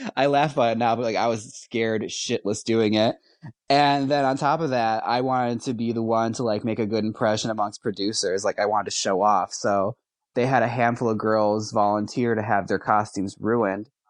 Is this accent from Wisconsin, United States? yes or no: yes; Milwaukee, Wisconsin, United States; I'm from Milwaukee.